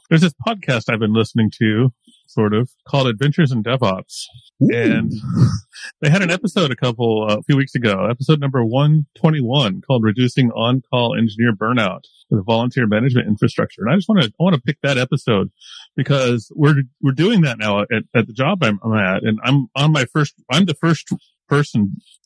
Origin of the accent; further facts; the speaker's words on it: Oklahoma, United States; moved away as an adult; also born or lived in Kansas; now in Europe; I'm American. I was born in Oklahoma